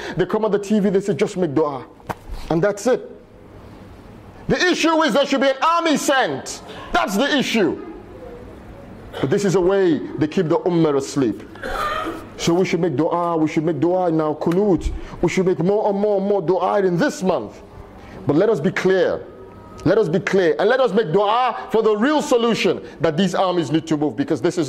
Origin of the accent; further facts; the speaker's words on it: United Kingdom; I'm British, but this is your ummah.